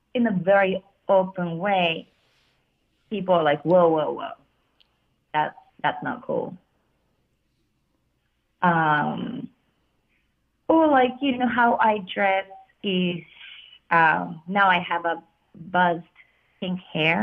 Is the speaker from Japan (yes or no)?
yes; Tokyo, Japan; also born or lived in Boston; now in New York, United States; being in Japan and growing up in Japan